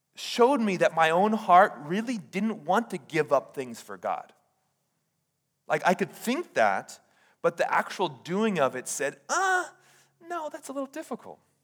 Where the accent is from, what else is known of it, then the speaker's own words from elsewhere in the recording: Hawaii, United States; moved away as an adult; now in Oregon, United States; I did pastoring in Hawaii